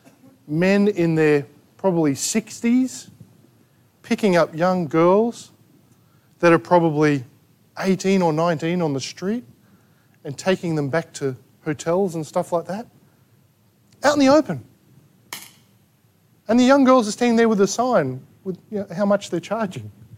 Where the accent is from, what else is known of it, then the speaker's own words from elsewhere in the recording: Australia; We're Australian.